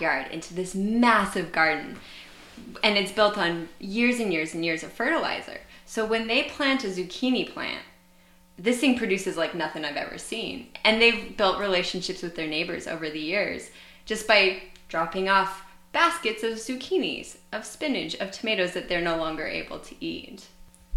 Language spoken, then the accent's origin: English; Idaho, United States; now in San Diego, United States; my home state of Idaho.